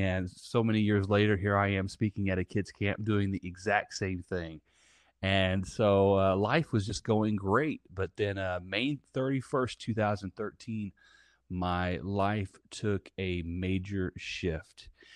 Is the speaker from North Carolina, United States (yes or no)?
no; Southern Indiana, United States; now in Tampa, United States; I am based out of Tampa, Florida, and I'm originally from Southern Indiana. and, uh, I grew up in the middle of a cornfield.